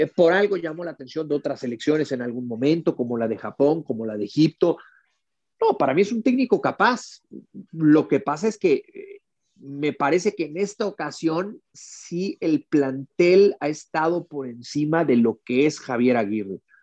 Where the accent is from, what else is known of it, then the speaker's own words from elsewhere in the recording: Mexico; en, en México